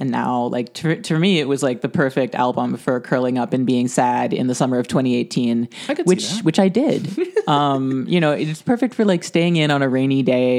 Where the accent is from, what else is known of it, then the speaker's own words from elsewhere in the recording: United States; I'm an American with my awful American pronunciations.